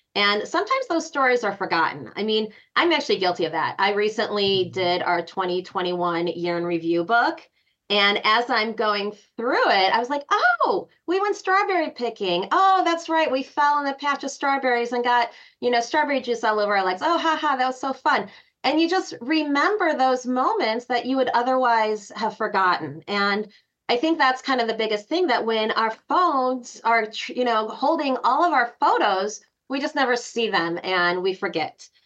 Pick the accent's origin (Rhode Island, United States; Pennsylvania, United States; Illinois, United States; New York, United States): Illinois, United States; Chicago; I am from Chicago, but my heart is in Colorado.